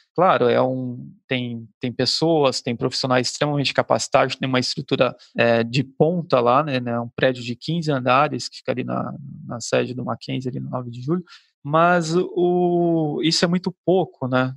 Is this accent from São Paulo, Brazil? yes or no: yes; Cubatão, São Paulo, Brazil; eu sou aqui da, da região de Cubatão, né, é, próximo ao, ao, litoral